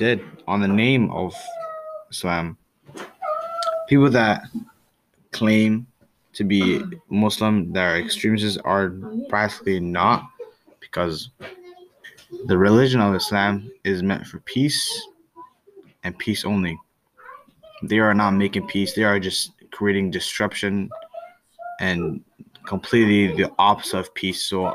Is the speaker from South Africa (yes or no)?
no; Canada; I was born in Canada